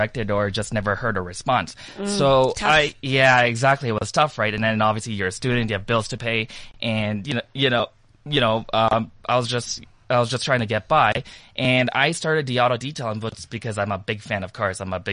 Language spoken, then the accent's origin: English; Toronto, Ontario, Canada; I am from Toronto, Canada, and I actually landed here in South Africa yesterday